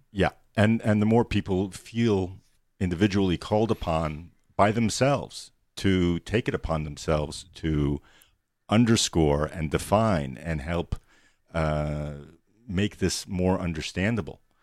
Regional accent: New York City, New York, United States; I grew up in New York City

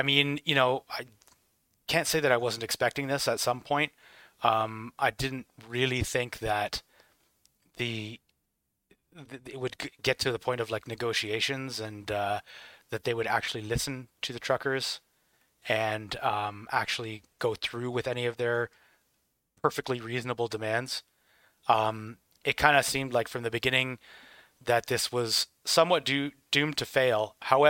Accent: Canada; Like, Canada, and I can say this as a Canadian, Canada just follows everything that everybody else is doing.

